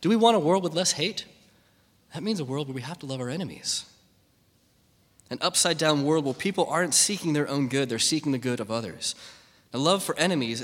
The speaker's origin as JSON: {"language": "English", "country": "United States", "said": "me as an American"}